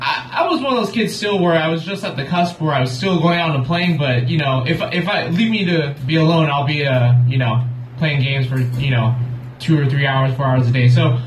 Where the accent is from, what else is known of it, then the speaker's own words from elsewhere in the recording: Long Beach, California, United States; So pretty much I've been in this area all my life.